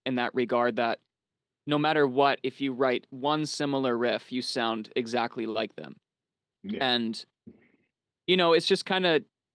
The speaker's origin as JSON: {"language": "English", "country": "Canada", "tie": "born or raised there", "also_born_or_lived": "United States / Finland (ancestry)", "said": "I was born in Canada, grew up a little bit in the States, moved back to Canada, but obtained citizenship and my passport through my grandfather who was from Finland."}